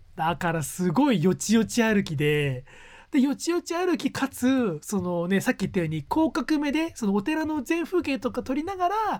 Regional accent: Gunma, Japan; moved away as an adult; 地元の群馬県に帰ったこと帰る機会が先週末、うんうん、先々週末あったんでついでに実家にちょっと顔を出した

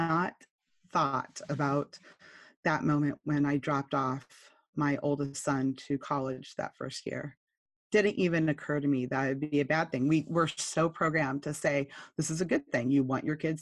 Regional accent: California, United States; accent: Californian; I'm from California

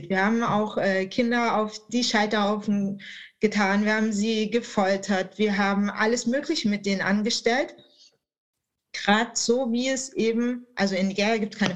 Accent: Baden-Württemberg, Germany; das gerade als Schwabe äh, dann aufzunehmen.

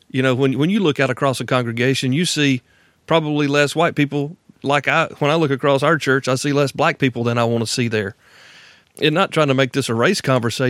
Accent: Deep South, United States; I'm from the Deep South, born and raised and still here

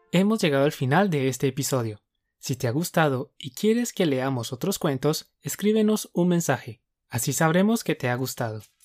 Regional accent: Colombia; Somos dos profes colombianos

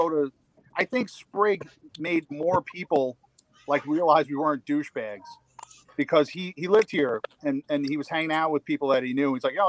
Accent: Ireland; I'm Irish, so I can't talk about that.

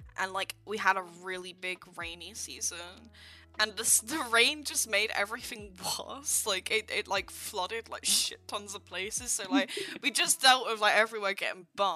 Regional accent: United Kingdom; from the UK who never gets snow.

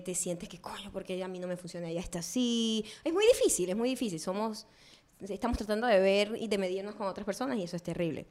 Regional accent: Venezuela; moved away; yo nunca fui profeta en mi tierra

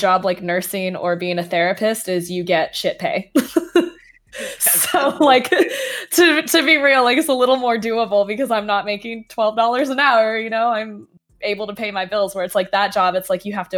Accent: Canada; moved away; I'm Canadian, actually, like, originally

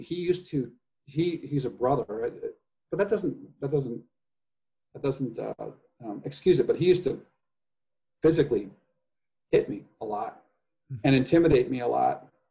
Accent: Indiana, United States; also born or lived in Los Angeles; now in San Francisco, United States; I grow up in indiana

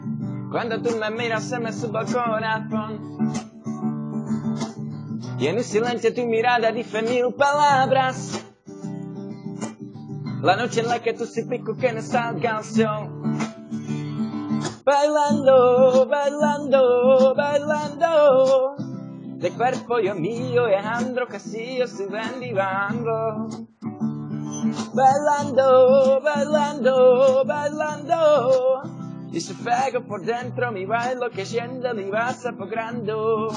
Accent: Czechia; English is a second language; Hey guys, we are brothers from Czech Republic. We want to improve our skills of English.

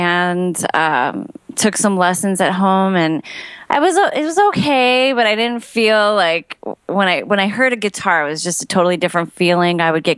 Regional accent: Chicago, Illinois, United States; born or raised there; also born or lived in Romania

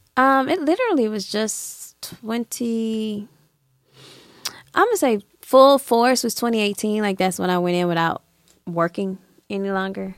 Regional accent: Atlanta, Georgia, United States; I grew up here in Atlanta

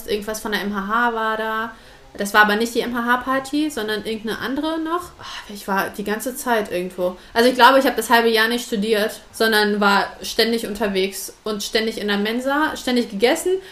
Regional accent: Hanover, Lower Saxony, Germany; now in Southern Germany; aber im Süden und nicht äh, hier bei uns in Hannover. Ja, und deshalb war ich halt schon auf den Studentenpartys, weil ich Leute kennenlernen wollte, mit denen ich so ein bisschen was machen kann, obwohl ich hier halt schon natürlich meinen festen Freundeskreis hatte und auch meine Familie.

